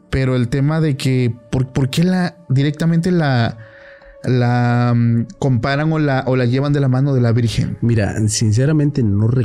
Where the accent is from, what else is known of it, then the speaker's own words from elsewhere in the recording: Mexico; Como mexicanos, claramente.